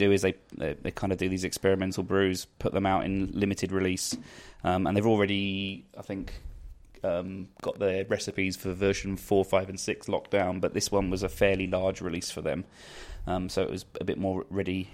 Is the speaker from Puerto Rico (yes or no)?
no; London, United Kingdom; moved away; I'm from Southeast London